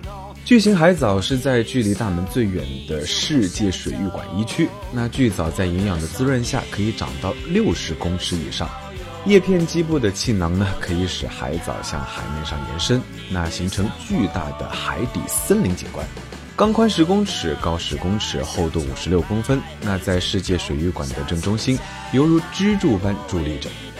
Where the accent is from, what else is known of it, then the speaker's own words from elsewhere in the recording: Kenting, Pingtung County, Taiwan; Let's go，带你到我的家乡去看一看。垦丁是一个靠海的城市